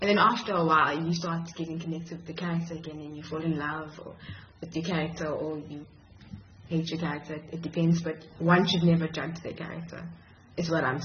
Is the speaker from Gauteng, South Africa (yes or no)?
no; Durban, KwaZulu-Natal, South Africa; moved away as an adult; also born or lived in Grahamstown, South Africa; now in Cape Town, South Africa; I'm originally from Durban. So when I moved to Cape Town